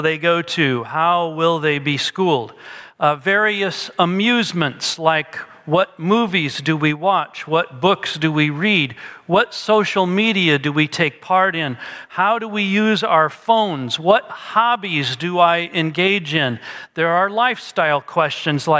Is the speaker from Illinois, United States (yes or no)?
yes; Peoria, Illinois, United States; we're from Peoria is that we both grew up using that word, sody